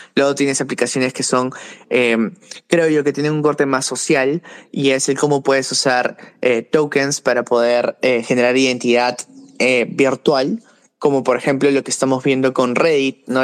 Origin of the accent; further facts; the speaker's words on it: Peru; trabajaba con startups aquí en Perú, de donde soy